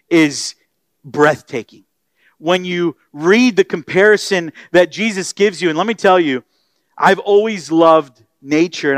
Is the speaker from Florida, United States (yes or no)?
yes; Florida, United States; now in Texas, United States; I grew up in Florida and then here in Texas